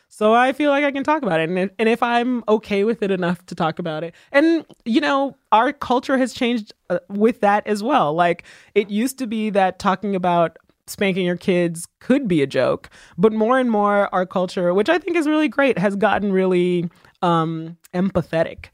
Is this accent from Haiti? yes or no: yes; Haiti; I was born in Haiti